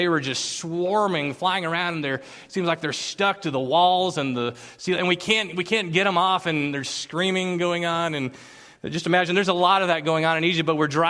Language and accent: English; Philippines; English is a second language; now in United States; But in the land that I grew up in the Philippines, insects swarm.